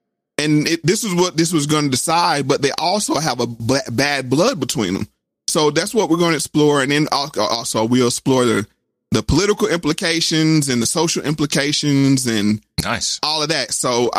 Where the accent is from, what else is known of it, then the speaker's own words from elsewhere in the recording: the South, United States; because I'm from the South. So we didn't really have the project buildings like in New York and those things.